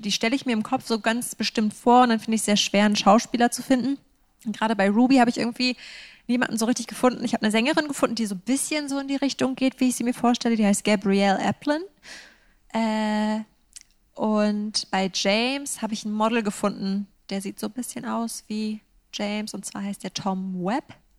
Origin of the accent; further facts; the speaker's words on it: Northern Germany, Germany; also born or lived in Edinburgh, Scotland; ich mich als Norddeutsche